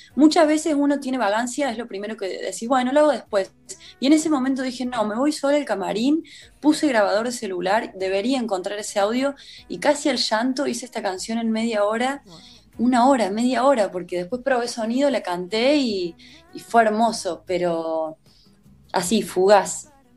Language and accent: Spanish; Córdoba, Argentina; moved away; yo soy de Córdoba